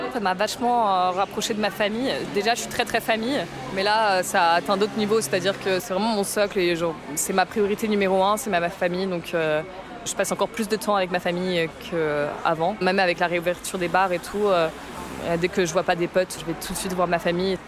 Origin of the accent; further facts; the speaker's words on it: Paris, Île-de-France, France; moved away as an adult; now in Bordeaux, France; J'ai quitté Paris, ville où je suis née, quoi. Et j'ai déménagé à Bordeaux